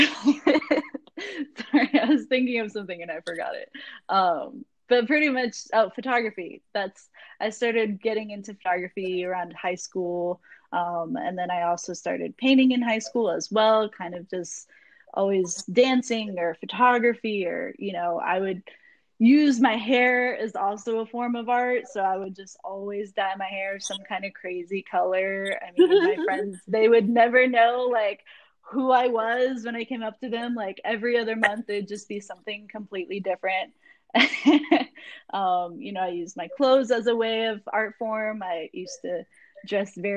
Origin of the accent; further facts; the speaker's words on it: Jacksonville, Florida, United States; also born or lived in London, Ontario, Canada; I grew up in Jacksonville, Florida since I was 2 years old. I was actually born in London, Ontario, Canada